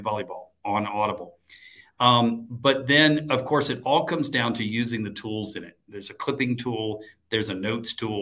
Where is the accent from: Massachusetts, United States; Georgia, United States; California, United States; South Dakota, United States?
Georgia, United States; Atlanta; my hometown of Atlanta